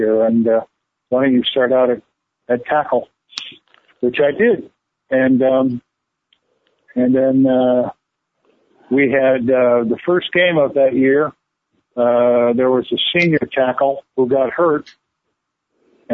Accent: Gary, Indiana, United States; I was born in Gary, Indiana, Gary and Mercy Hospital

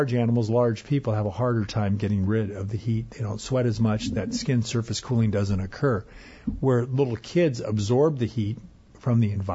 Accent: Arizona, United States; now in Minnesota, United States; I grew up in Arizona

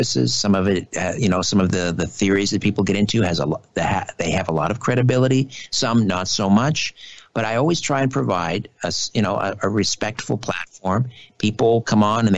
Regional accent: Brantford, Ontario, Canada; Brantford because that's my hometown

